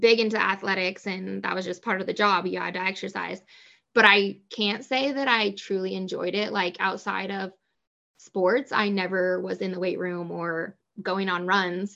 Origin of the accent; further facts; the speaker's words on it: Coast Range, Northwest Oregon, United States; I grew up in Northwest Oregon in the Coast Range